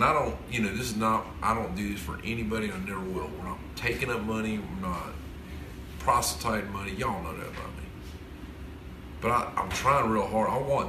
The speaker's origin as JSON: {"language": "English", "region": "the South", "country": "United States", "said": "I would go in there just to like remember that I come from the South because the food is good"}